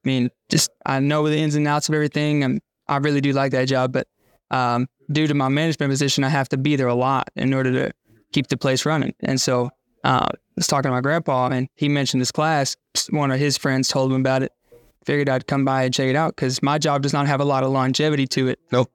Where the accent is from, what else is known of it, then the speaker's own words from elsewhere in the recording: Big Spring, Texas, United States; I'm from Big Spring, Texas